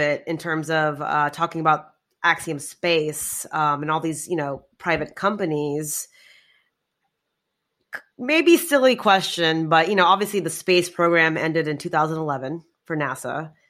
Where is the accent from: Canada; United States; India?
India; I'm Indian.